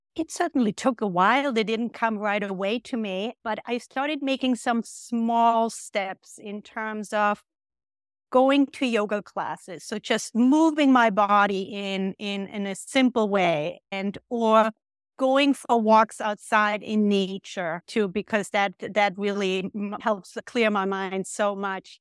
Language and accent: English; Austria; moved away as an adult; now in United States; I grew up in Austria